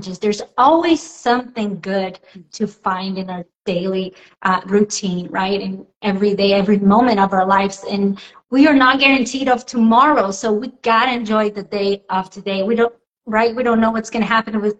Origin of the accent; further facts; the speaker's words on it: Brazil; English is a second language; moved away; I am originally from Brazil